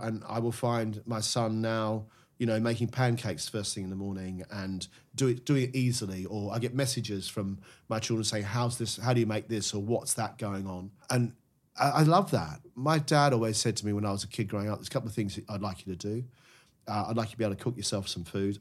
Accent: Melbourne, Victoria, Australia; moved away as an adult; now in United Kingdom; As an Aussie growing up

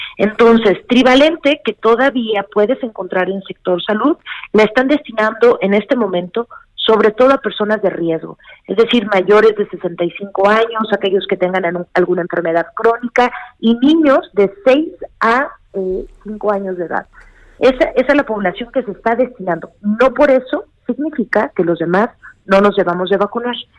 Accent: Mexico; como mexicanos

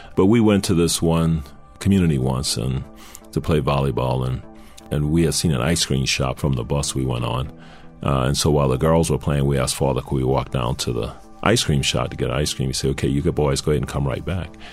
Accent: New Orleans, Louisiana, United States; moved away as an adult; I'm from New Orleans

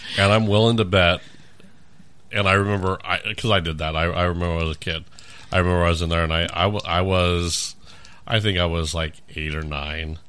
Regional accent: California, United States; also born or lived in Orange County / Los Angeles / San Diego / Riverside; now in Omaha, United States; Originally from, uh, California

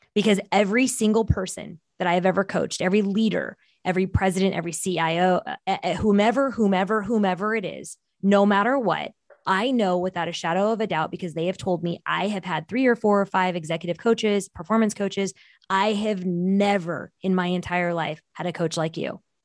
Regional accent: Bay Area, Silicon Valley, California, United States; first language Portuguese; English is a second language; grew up in the Bay Area in the Silicon Valley

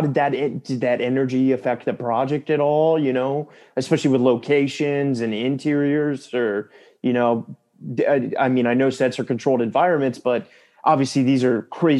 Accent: near Williamsburg, Virginia, United States; I grew up close to Williamsburg, Virginia, where there's a very small town there.

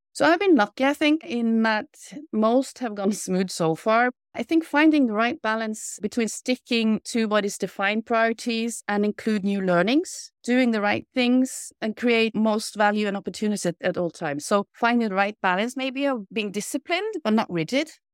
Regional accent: Kristiansund, Møre og Romsdal, Norway; moved away; also born or lived in Italy; I grew up in Kristiansund, a small town situated on three islands out on the west coast.

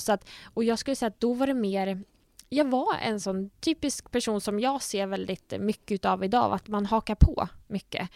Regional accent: Nyköping, Södermanland, Sweden; moved away as an adult; now in Gothenburg, Sweden; jag fick jobb hemma i Nyköping på sjukhuset då som dietist

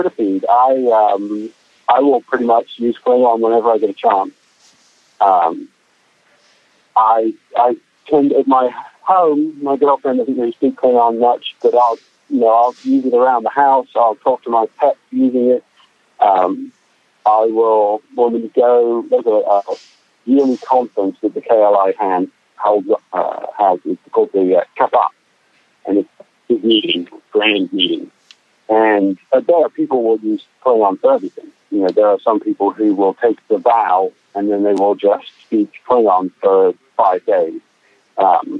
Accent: England, United Kingdom; moved away; I'm originally from England, and so I grew up watching shows like Mr. Bean and Blackadder

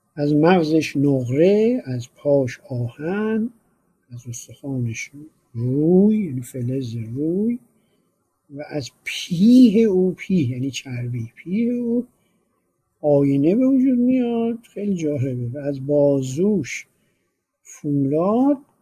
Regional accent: Iran; ما چون ایرانی هستیم

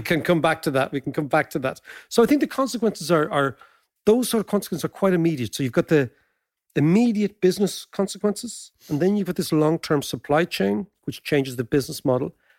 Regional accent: Ireland; as Irish people

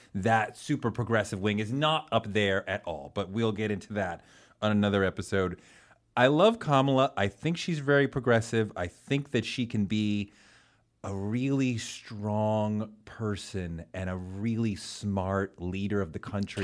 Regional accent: Massachusetts, United States; I interned for Mike Dukakis because I grew up in Massachusetts

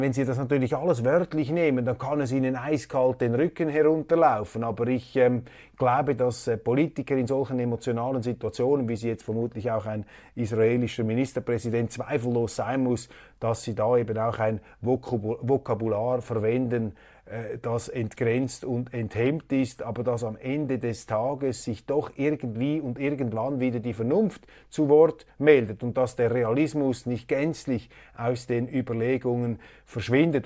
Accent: Switzerland; als Schweizer

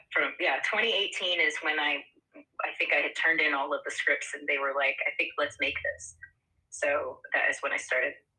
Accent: Austin, Texas, United States; I'm from Austin

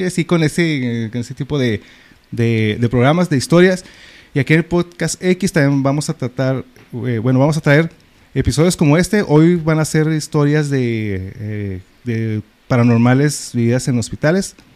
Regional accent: Ciudad Juárez, Chihuahua, Mexico; es nuestro Juárez y sí lo queremos.

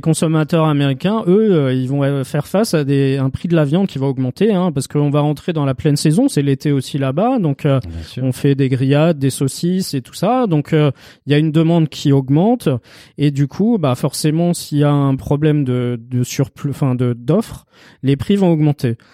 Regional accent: Strasbourg, Grand Est, France; je suis de Strasbourg, donc euh, Lidl, euh, je l'ai connu tout petit

